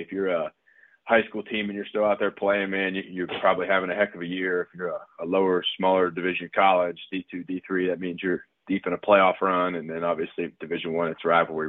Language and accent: English; Ohio, United States; growing up in Ohio